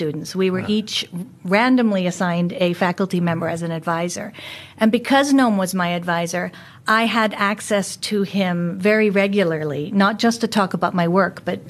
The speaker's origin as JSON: {"language": "English", "country": "United States", "also_born_or_lived": "Australia / Germany / United Kingdom", "accent": "American", "moved": "as an adult", "said": "I'm an American, obviously, from my accent, but I haven't lived there in 25 years."}